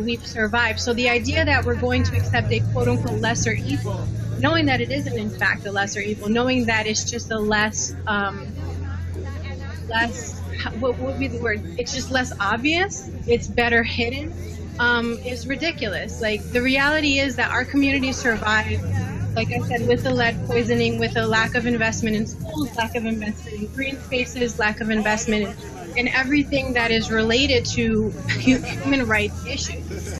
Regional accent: New Jersey, United States; I'm from New Jersey

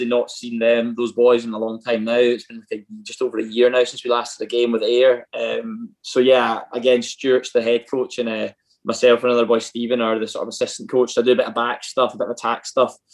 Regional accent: Ayr, Scotland, United Kingdom; I'm from Ayr

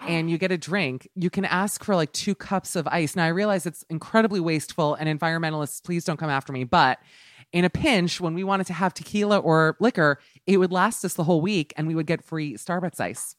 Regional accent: Miami, Florida, United States; I'm from Miami

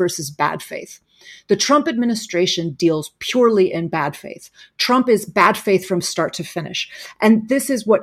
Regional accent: Chicago, Illinois, United States; I come from Chicago

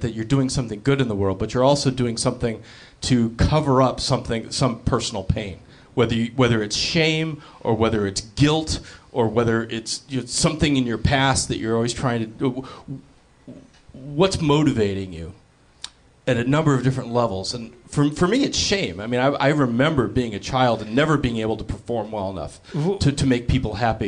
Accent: Los Angeles, California, United States; growing up in Los Angeles

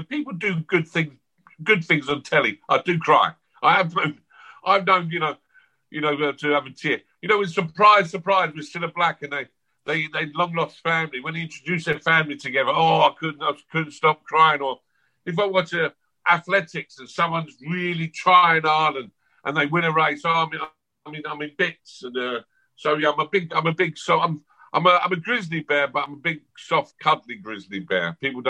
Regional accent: London, United Kingdom; born there; Autobiography, I was born in South London in 1968 and blah, blah, blah.

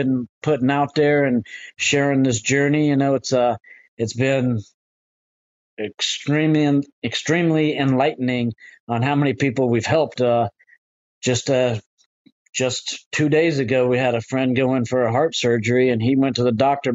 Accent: Florida, United States; I'm actually from Florida, which it's a windy place here

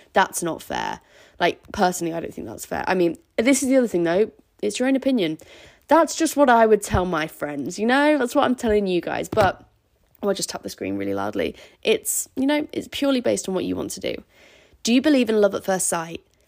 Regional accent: Scarborough, Yorkshire and the Humber, United Kingdom; where I'm from, in Scarborough.

